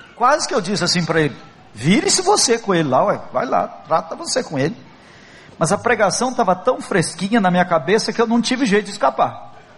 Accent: Brazil; nós somos brasileiros

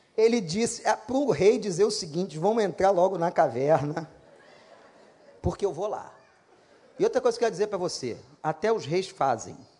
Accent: Brazil; nós somos do Brasil, somos pastores

